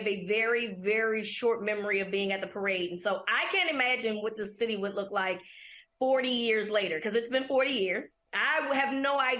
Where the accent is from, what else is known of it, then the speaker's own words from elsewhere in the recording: Baltimore, Maryland, United States; We're a crazy city